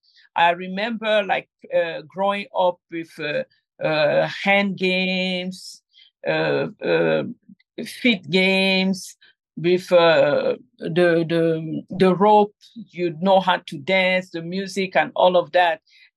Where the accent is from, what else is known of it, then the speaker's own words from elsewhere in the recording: Cameroon; moved away; I grew up in Cameroon